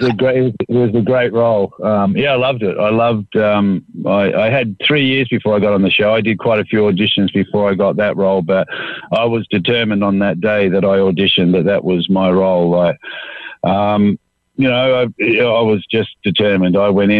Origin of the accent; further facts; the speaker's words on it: Australia; being an Aussie